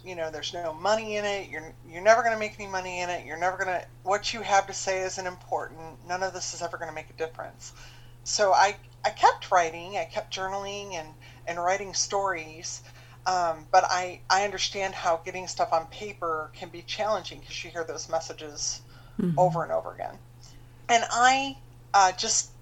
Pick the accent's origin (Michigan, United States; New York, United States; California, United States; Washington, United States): Michigan, United States; moved away as an adult; also born or lived in Ohio / Chicago, Illinois; now in Florida, United States; I grew up in the Midwest, and I grew up in Michigan.